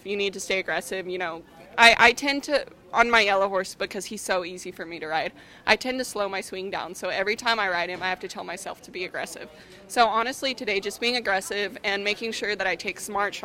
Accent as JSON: {"language": "English", "town": "Hope", "region": "New Mexico", "country": "United States", "tie": "born or raised there", "also_born_or_lived": "Artesia, New Mexico", "moved": "yes", "said": "Well, I grew up in Artesia, well, actually Hope, New Mexico. It's just a little town in southeast New Mexico."}